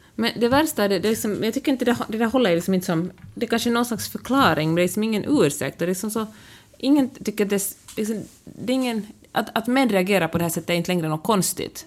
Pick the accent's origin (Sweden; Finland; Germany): Finland; first language Swedish; mitt modersmål, som verkligen är ett av de två officiella språken i Finland